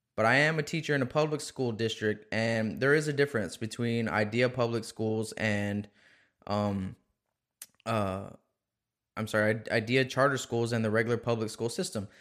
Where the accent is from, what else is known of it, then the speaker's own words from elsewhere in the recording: South Texas, United States; I'm from South Texas. I'm from Laco, Texas.